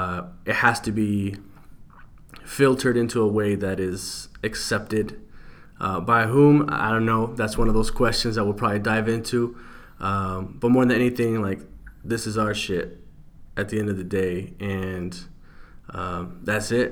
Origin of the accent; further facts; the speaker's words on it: California, United States; moved away as an adult; also born or lived in Utah; now in Salt Lake City, United States; I'm actually a transplant to Utah. I'm from California, but I've been here a couple years.